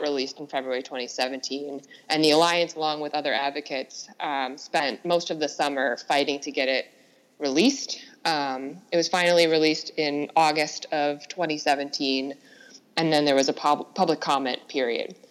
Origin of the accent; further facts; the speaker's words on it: Minnesota, United States; moved away; also born or lived in rural Kenya; I'm from Minnesota originally